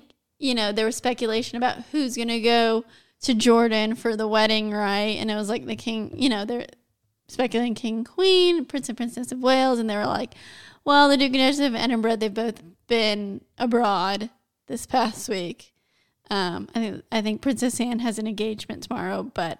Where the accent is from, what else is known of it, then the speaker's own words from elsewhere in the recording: Ireland; I'm Irish.